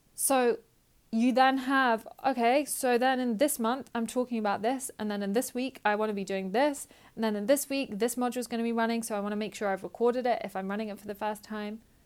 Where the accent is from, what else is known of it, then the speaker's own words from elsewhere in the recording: United Kingdom; I'm British